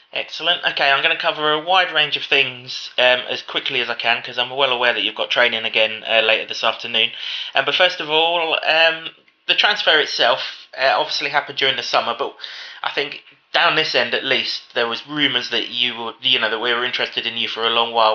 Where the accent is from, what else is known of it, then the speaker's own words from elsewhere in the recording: England, United Kingdom; as an Englishman